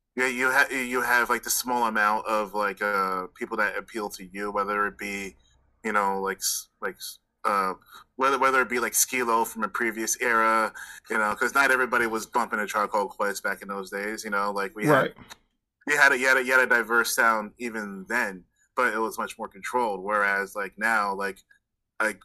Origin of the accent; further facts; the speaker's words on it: Florida, United States; I'm from Florida